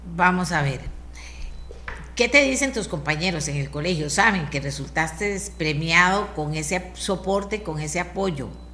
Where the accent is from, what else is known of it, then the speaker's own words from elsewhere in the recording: Costa Rica; yo como costarricense